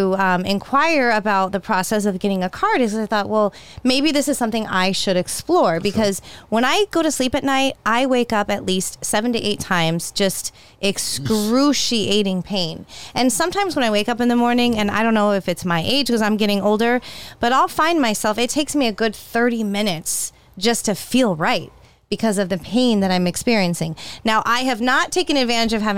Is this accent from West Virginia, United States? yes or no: no; California, United States; I grew up in California